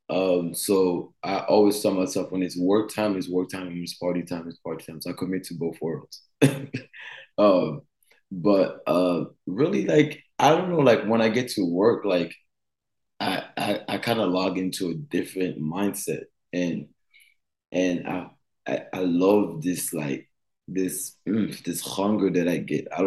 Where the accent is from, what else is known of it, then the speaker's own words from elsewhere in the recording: United States; growing up in the states, growing up in Grayson High School, and being thrown in a different world